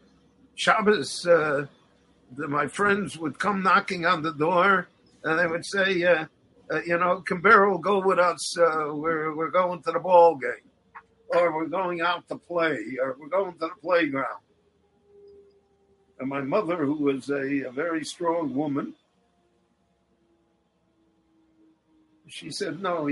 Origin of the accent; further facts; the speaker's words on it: Chicago, Illinois, United States; moved away; also born or lived in Miami Beach; I grew up in Chicago in the 1940s